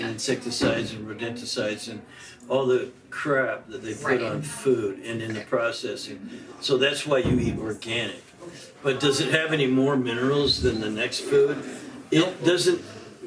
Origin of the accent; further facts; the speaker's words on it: Canada; we're basically English, Irish, and we were living in Canada